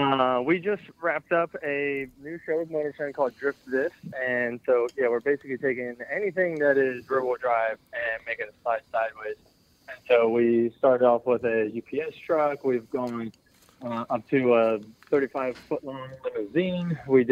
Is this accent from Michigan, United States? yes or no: no; Doylestown, Pennsylvania, United States; I'm from Doylestown, Pennsylvania.